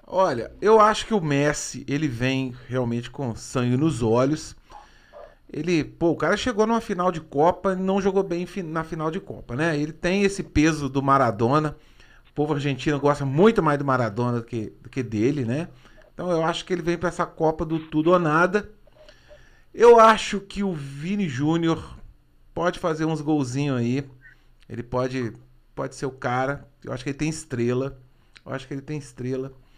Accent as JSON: {"language": "Portuguese", "country": "Brazil", "tie": "born or raised there", "said": "Eu nasci aqui"}